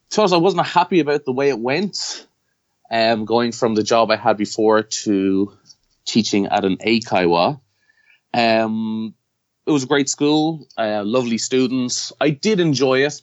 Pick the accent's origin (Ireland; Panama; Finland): Ireland; moved away as an adult; now in Japan; I'm from Ireland